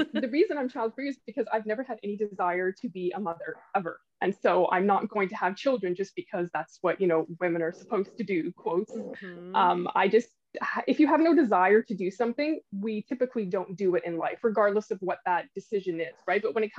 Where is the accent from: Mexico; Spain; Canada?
Canada; also born or lived in Switzerland; we kind of made the move back and forth a couple of times between Europe and Canada, but eventually stayed here in Canada